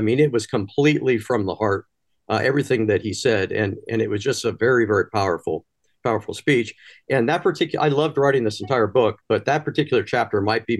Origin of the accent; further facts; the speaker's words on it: Athens County, Southeast Ohio, United States; my hometown that I care so much about, my home region in Southeast Ohio in Athens County.